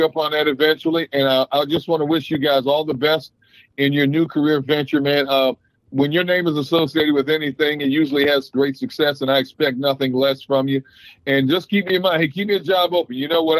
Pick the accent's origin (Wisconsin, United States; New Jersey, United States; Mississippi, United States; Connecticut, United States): Wisconsin, United States; I'm being from Wisconsin.